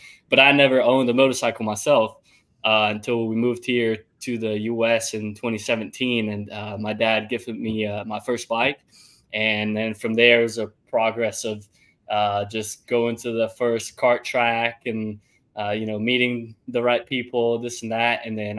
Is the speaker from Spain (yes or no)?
no; Italy; now in Greenville, United States; I grew up and I'm from Italy. Both my parents are from Italy.